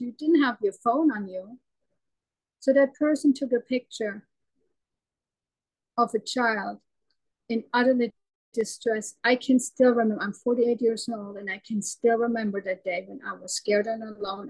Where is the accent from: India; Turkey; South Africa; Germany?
Germany; English is a second language; moved away; I left our home, my home country. My husband is German too, but we moved to America. We moved to Canada. We were a short time in China, always running away.